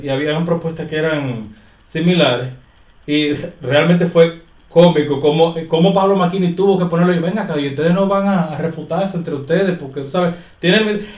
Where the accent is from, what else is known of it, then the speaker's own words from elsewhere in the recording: Santo Domingo Oeste, Distrito Nacional, Dominican Republic; soy de Santo Domingo Oeste